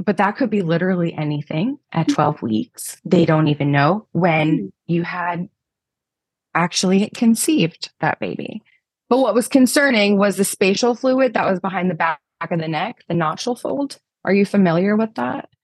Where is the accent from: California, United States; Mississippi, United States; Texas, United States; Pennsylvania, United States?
Pennsylvania, United States; I'm from Pennsylvania